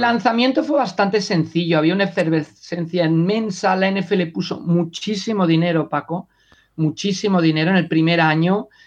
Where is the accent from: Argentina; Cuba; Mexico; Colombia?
Mexico; also born or lived in Sant Cugat del Vallès, Spain; now in Spain; cuando crecí en México